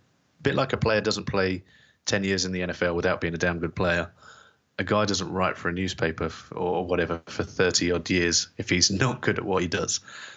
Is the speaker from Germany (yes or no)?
yes; Landstuhl, Rhineland-Palatinate, Germany; born there; So I was born Landstuhl, Germany. And I think I was born in the American hospital, the USAF hospital.